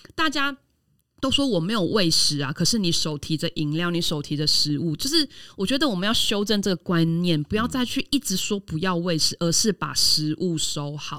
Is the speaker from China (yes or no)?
no; Taiwan; 我们台湾人很怕丢脸，我们每次去国外都会很遵守国外的规则